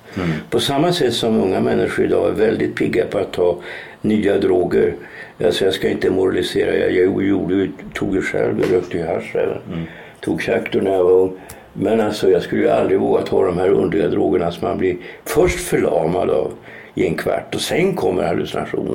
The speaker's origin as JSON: {"language": "Swedish", "region": "Norrland", "country": "Sweden", "moved": "yes", "said": "jag kommer ju från Norrland"}